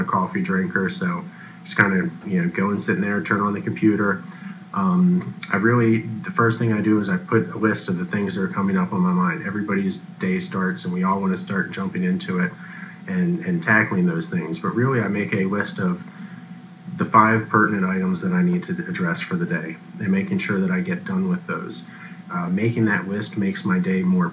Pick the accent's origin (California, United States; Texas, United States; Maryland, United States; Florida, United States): Maryland, United States; Frederick; Born and raised in Frederick, I love my town